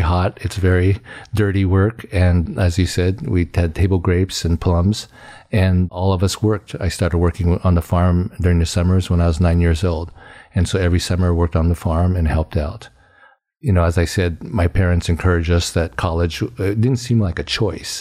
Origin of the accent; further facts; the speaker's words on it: Fresno, California, United States; I, uh, grew up on a small farm outside of Fresno, California